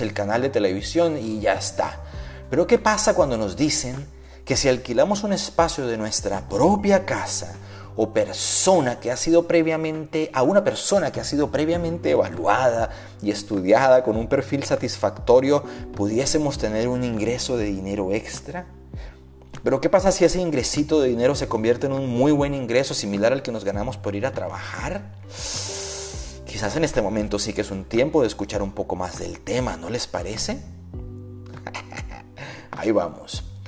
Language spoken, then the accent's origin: Spanish; Bogotá, Colombia; mi ciudad natal, Bogotá